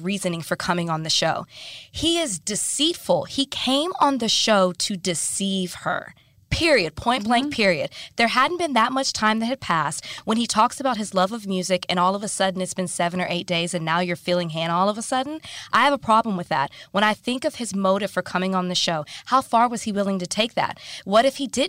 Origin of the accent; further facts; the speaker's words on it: Dallas, Texas, United States; we're both from Dallas